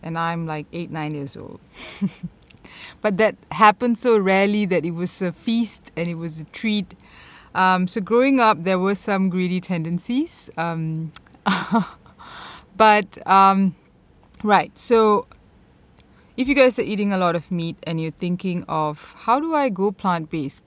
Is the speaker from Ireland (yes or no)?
no; Malaysia; growing up in Malaysia